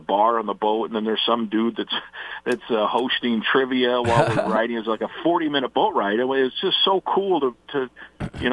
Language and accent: English; Iowa, United States; moved away as an adult; also born or lived in Cedar Rapids, Iowa; where I grew up, my hometown in Iowa